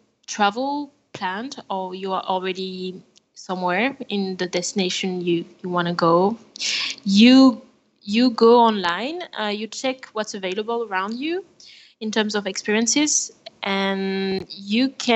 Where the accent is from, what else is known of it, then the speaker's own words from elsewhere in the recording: France; accent: French; English is a second language; now in Buenos Aires, Argentina; I'm French. Maybe you can hear my accent.